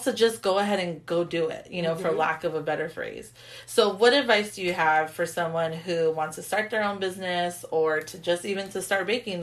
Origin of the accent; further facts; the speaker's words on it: Carson, California, United States; California, well, I'm from Carson